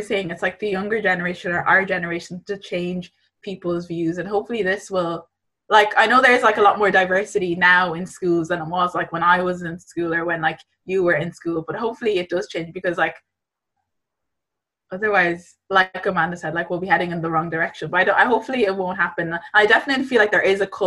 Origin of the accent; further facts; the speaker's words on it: Ireland; I'm Irish, I grew up in Ireland